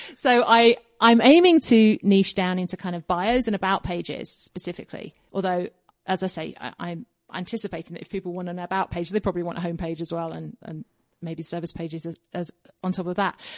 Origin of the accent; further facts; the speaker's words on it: Kingston upon Thames, London, United Kingdom; moved away as an adult; now in Colorado, United States; I was born in Kingston upon Thames, which is basically in the suburbs of London, south